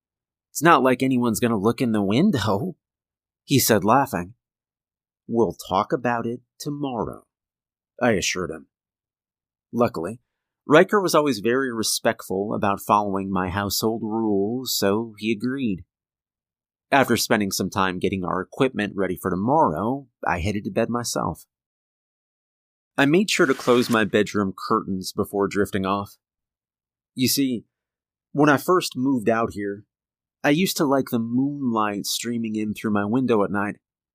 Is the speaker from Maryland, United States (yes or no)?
no; Kentucky, United States; moved away as an adult; now in Tennessee, United States; I was born and raised in Appalachia. I spent my first 22 years in Kentucky, then moved to Tennessee.